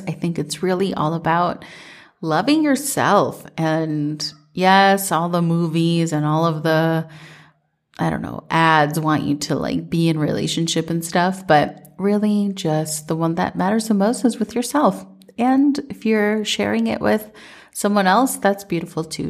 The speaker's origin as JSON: {"language": "English", "region": "Minnesota", "country": "United States", "tie": "born or raised there", "said": "growing up in Minnesota"}